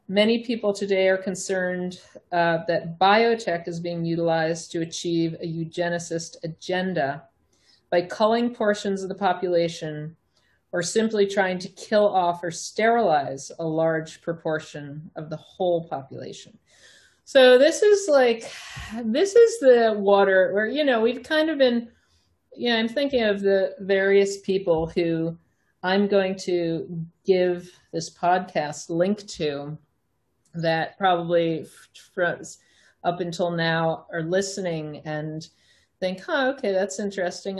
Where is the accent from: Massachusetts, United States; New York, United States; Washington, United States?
New York, United States; Long Island; I grew up on Long Island myself